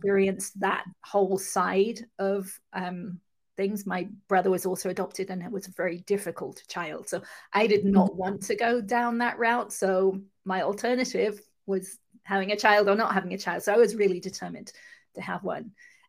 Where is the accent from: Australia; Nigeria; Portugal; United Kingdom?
United Kingdom; England; accent: mixed accent; now in California, United States; I'll just let you know that I'm actually from England, but live in California. So I have kind of a mixed accent.